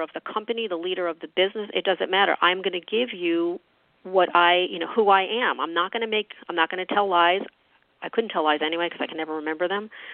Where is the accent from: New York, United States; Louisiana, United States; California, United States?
New York, United States; moved away; I'm a New Yorker. I, you know, I'm originally from New York